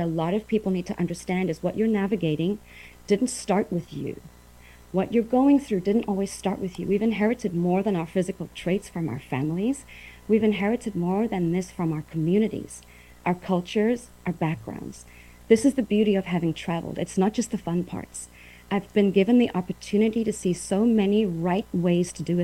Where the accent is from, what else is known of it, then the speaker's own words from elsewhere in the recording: Uitenhage, Eastern Cape, South Africa; moved away as an adult; also born or lived in Port Elizabeth, South Africa / New York City, United States / Taiwan; I grew up in South Africa, Uitenhage, went to college in Port Elizabeth